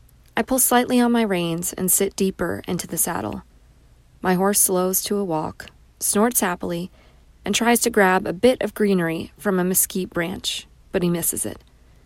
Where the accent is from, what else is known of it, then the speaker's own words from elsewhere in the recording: Bucharest, Romania; English is a second language; I grew up in Bucharest, Romania, a city girl in a communist nation, where horses could be seen and touched only at the zoo.